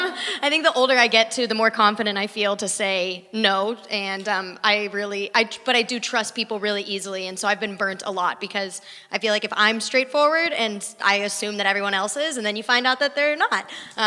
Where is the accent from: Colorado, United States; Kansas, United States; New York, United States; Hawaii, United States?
Colorado, United States; Boulder; I grew up in Boulder, Colorado